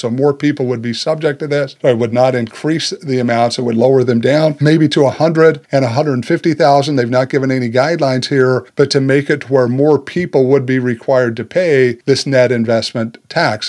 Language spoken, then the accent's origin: English; United States; us as Americans